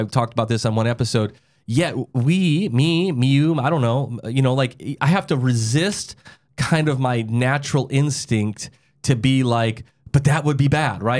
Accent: South Dakota, United States; I'm from South Dakota. You can drive when you're fourteen

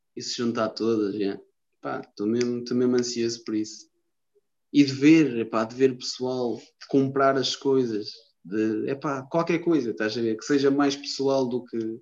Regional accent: Lisbon, Portugal; accent: Lisboeta; sou de Lisboa, estás a ver que eu tenho um sotaque do caralho à Lisboense, não é? À Lisboeta, tenho um sotaque do caralho

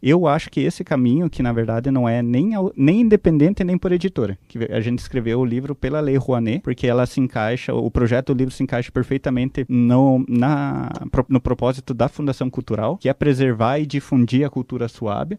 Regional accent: Guarapuava, Paraná, Brazil; also born or lived in Ponta Grossa; Eu nasci em Entre Rios, nasci, vivi lá, estudei

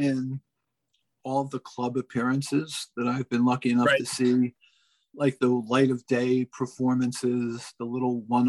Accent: New Jersey, United States; also born or lived in Dayton, Ohio; So I was on the radio in New Jersey when … came out. I had been working in Dayton. I went to a school, University of Dayton, and got a job at Big Rock Station, rocking the Gem City. And then got to come home and play records in my hometown.

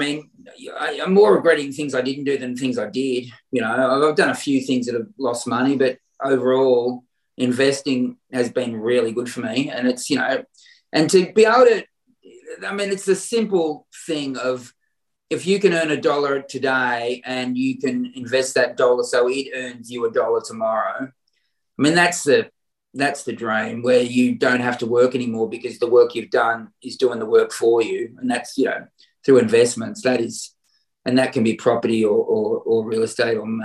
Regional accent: Warrnambool, Victoria, Australia; that's my hometown

